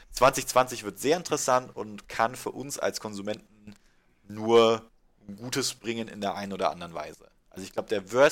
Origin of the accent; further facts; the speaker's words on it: Munich, Bavaria, Germany; Und was natürlich für uns als Münchner ganz, ganz spannend wird